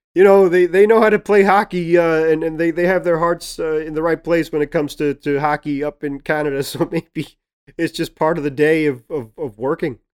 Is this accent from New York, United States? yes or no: yes; New York City, New York, United States; accent: Brooklyn; It's my Brooklyn accent.